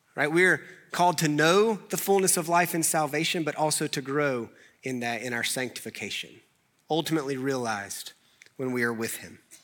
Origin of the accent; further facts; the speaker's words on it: Clemmons, North Carolina, United States; I grew up in Clemens